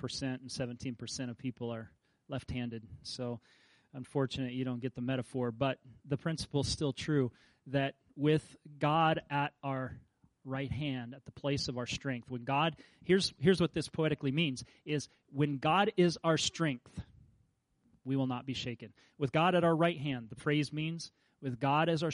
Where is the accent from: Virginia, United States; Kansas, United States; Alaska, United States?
Kansas, United States; I grew up in Kansas